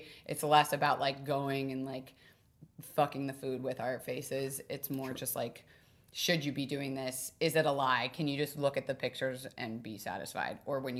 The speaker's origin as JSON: {"language": "English", "country": "United States", "tie": "born or raised there", "said": "because we grew up in America."}